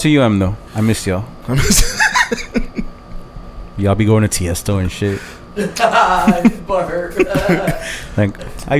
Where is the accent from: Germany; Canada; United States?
United States; Kendall, Florida; We lived like in Kendall.